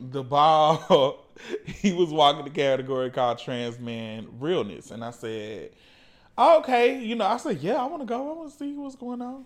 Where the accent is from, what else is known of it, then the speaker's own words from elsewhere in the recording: the South, United States; now in Atlanta, United States; I grew up as a Christian and growing up in the South